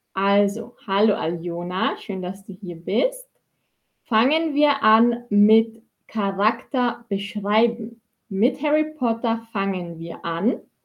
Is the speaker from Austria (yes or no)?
yes; Austria; ich bin aus Österreich ich bin aus Österreich